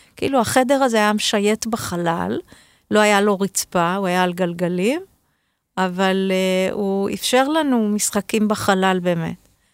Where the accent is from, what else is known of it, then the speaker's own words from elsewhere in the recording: Be'eri, Southern District, Israel; אני נולדתי בבארי